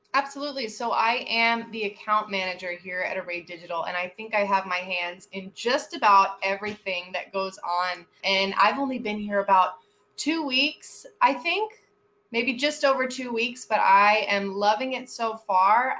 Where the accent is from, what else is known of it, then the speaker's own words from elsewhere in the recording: Miami, Florida, United States; also born or lived in Fort Worth, Texas; I live in Miami. I'm born and raised in Miami.